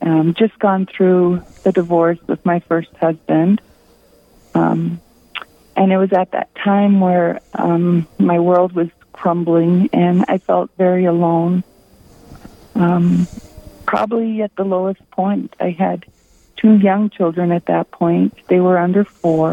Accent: Rapid City, South Dakota, United States; also born or lived in Ohio; I'm from Rapid City. I have lived and worked here most of my life, with the exception of 7 years I lived in Ohio

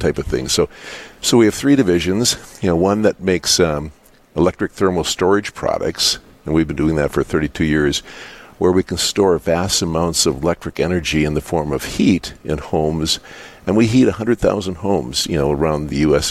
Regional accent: Dickinson, North Dakota, United States; born or raised there

